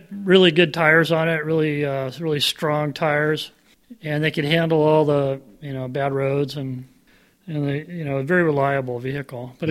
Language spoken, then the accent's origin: English; San Diego, California, United States; moved away as an adult; now in Encinitas, United States; First place I surfed was PB Pier on Pacific Beach. And then I moved up to Encinitas in 72 after I graduated from high school